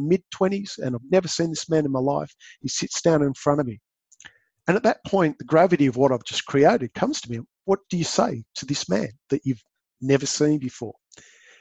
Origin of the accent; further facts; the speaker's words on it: New South Wales, Australia; moved away as an adult; also born or lived in Western Australia; I grew up in New South Wales